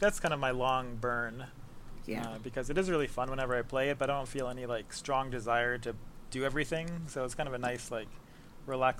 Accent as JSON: {"language": "English", "town": "New York City", "region": "New York", "country": "United States", "said": "From the Bronx."}